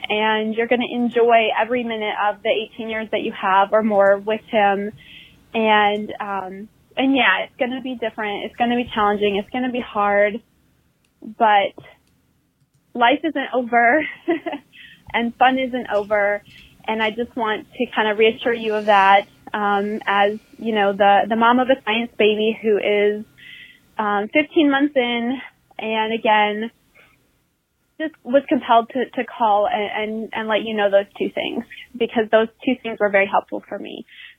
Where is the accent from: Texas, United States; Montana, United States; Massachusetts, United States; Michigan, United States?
Michigan, United States; Kalamazoo; now in North Carolina, United States; from North Carolina. I've called a couple of times. Matt, I'm originally from Kalamazoo, Michigan.